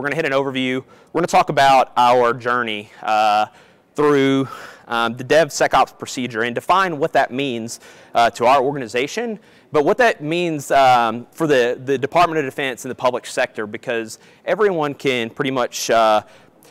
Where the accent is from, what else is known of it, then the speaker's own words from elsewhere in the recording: Kentucky, United States; So I'm originally from Kentucky, if you can't tell from my accent